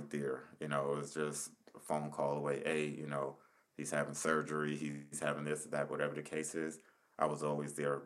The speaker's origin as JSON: {"language": "English", "town": "Paterson", "region": "New Jersey", "country": "United States", "said": "I'm from Patterson"}